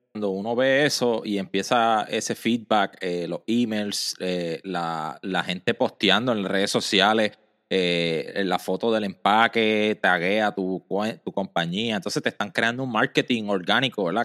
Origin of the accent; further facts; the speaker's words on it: Mayagüez, Puerto Rico; yo soy del área de Mayagüez, Mayagüez en Puerto Rico, eso queda al oeste